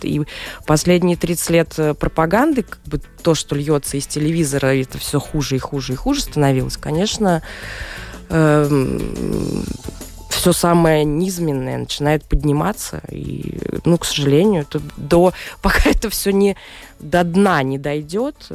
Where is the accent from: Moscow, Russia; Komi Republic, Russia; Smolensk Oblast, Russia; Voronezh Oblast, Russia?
Moscow, Russia; moved away as an adult; also born or lived in London; я русская, я из России, я родилась в Москве, прожила там всю жизнь